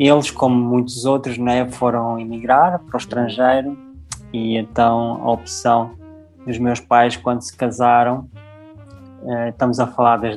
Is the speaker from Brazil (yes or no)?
no; South Africa; born there; E eu, eu comecei a minha jornada na África do Sul, eu nasci na África do Sul, eu sou, sou filho de pais portugueses